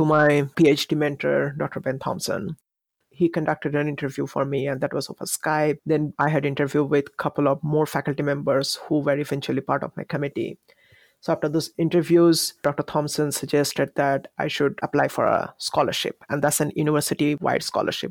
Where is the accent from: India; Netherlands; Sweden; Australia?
India; moved away as an adult; also born or lived in New Zealand / Canada / Malaysia; now in United States; I'm an Indian optometrist from India, and since in India we are not licensed